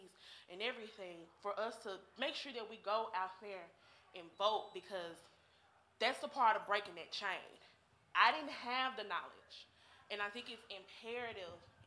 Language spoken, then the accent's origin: English; Memphis, Tennessee, United States; also born or lived in Roseland, Chicago, Illinois; I'm from the Haven, Lake Haven